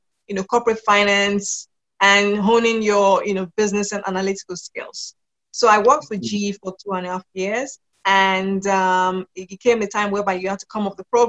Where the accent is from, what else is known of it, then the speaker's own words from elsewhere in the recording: Lagos, Nigeria; moved away as an adult; also born or lived in United Kingdom; So I am from Nigeria, Lagos, Nigeria. I live in Nigeria at the moment, but I'm also British. So British by nationality. And I spent my formative years living in Nigeria with my family